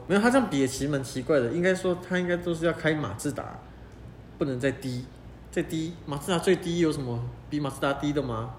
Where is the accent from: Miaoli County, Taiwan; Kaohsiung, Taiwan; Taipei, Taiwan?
Kaohsiung, Taiwan; 像我是高雄人啊，你看哦，我家就住在左营，左营算市中心吗？也算吧。算。对啊，但是我家在市中心的边边啊，在美术馆还要再过来一点